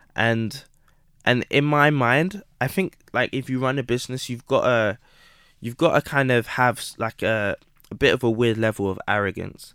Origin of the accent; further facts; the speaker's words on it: London, United Kingdom; also born or lived in Midlands (boarding school); I grew up in Southeast London in Camberwell, um, between Camberwell and Peckham.